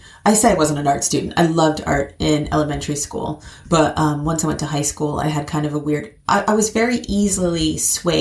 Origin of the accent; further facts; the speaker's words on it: Cincinnati, Ohio, United States; moved away as an adult; also born or lived in New York; now in London, United Kingdom; I was born in Cincinnati, Ohio